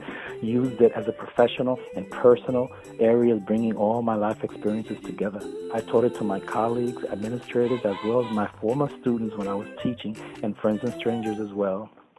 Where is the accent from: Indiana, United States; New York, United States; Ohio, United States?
New York, United States; New York City; from New York City.